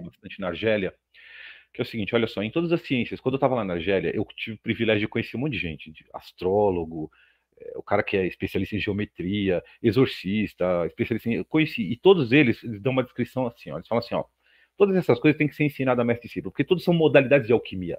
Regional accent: Brazil; eu sou brasileiro como todo mundo

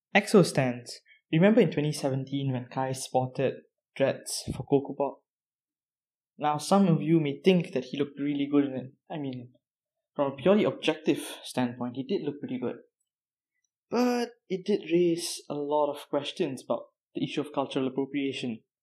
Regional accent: Malaysia; I'm Malaysian

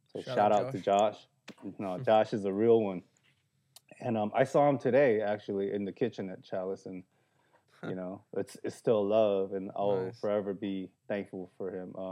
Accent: South Korea; now in Los Angeles, United States; I was born in Korea, son of immigrants. We came to this country with $600 in our pocket

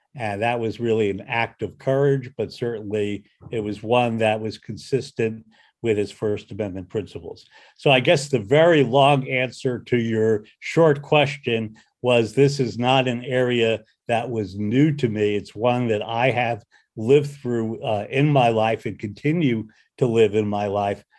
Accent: outside New York City, New Jersey, United States; I grew up outside of New York City in New Jersey

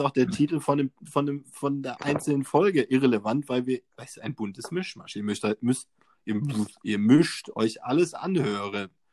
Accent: Germany

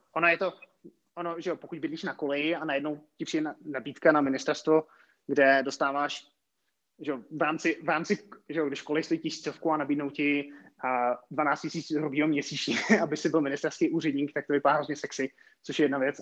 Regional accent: České Budějovice, South Bohemian Region, Czechia; moved away as an adult; also born or lived in Prague; já jsem původem z Českých Budějovic

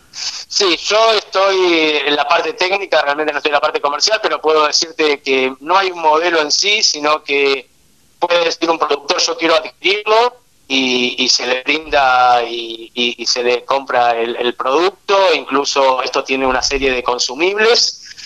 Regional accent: Argentina; also born or lived in Israel; Nací en Israel y desde el año y medio de edad estoy viviendo en Argentina, así que prácticamente viví casi toda mi vida en nuestro país

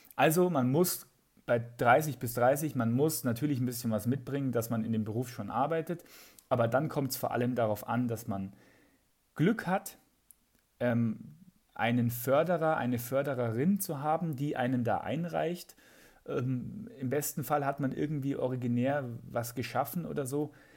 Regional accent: Aichach, Bavaria, Germany; accent: Bavarian; also born or lived in Munich; in Eichach, äh, wo ich aufgewachsen bin

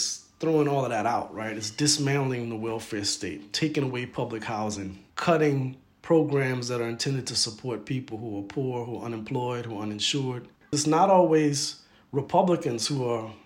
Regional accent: Opelousas, Louisiana, United States; now in Chicago, United States; I'm a Louisiana native. I grew up not in New Orleans, but in French-speaking South Louisiana. I grew up in a town called Opelousas

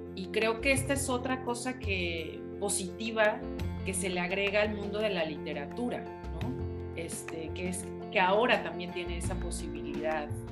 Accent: Tampico, northern Veracruz, Mexico; yo, soy de Veracruz, del norte de Veracruz y también crecí en Tampico

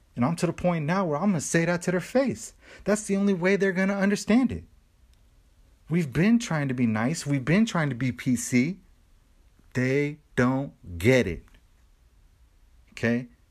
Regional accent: United States; I love being American

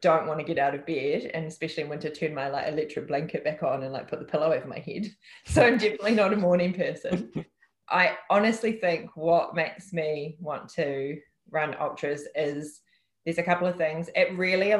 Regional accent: Upper Hutt, Wellington, New Zealand; it's my memories and my childhood and my upbringing that has made me, been part of making me who I am. So I'm just really proud to be from the place that I'm from, and that's Upper Hutt.

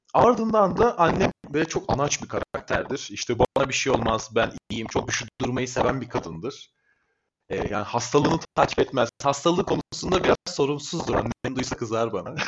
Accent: Çorlu, Tekirdağ, Turkey; 1998 yılında Tekirdağ'ın Çorlu ilçesinde doğdum.

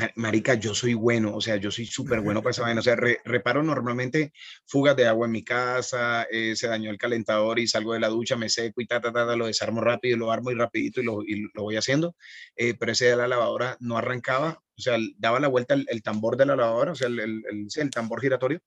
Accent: Barranquilla, Atlántico, Colombia; de la costa, de donde soy yo en Barranquilla

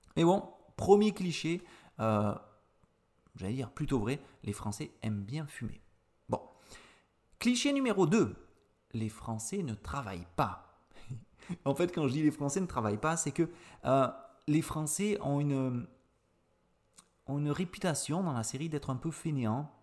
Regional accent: Avignon, Provence-Alpes-Côte d'Azur, France; je suis originaire d'Avignon, donc du sud-est de la France

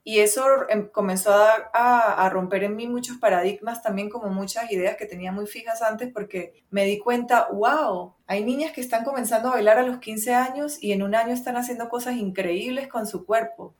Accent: Venezuela; yo soy venezolana, ¿verdad? Crecí en Venezuela

